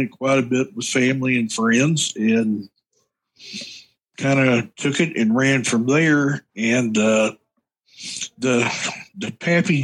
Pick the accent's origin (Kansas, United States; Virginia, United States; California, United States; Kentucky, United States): Kentucky, United States; Central; I'm from Kentucky, Central Kentucky